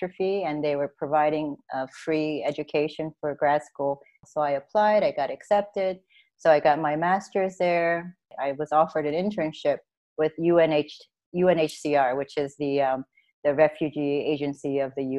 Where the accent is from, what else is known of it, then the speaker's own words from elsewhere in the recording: Maryland, United States; moved away as an adult; also born or lived in Korea / New York City; I grew up in Maryland